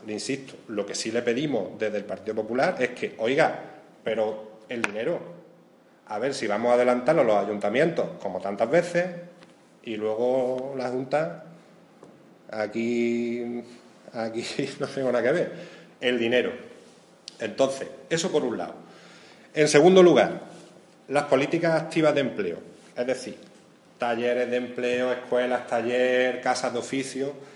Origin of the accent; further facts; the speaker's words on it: Andalusia, Spain; nos cobran a todos los andaluces